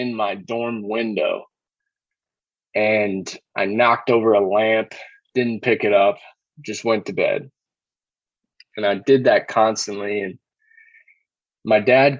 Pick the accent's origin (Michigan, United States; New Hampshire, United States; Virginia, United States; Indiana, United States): Virginia, United States; Richmond; I was from Richmond, Virginia